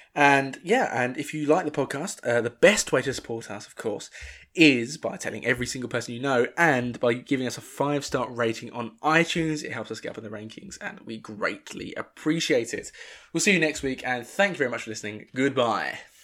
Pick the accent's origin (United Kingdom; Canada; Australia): United Kingdom; Northern England; accent: Northern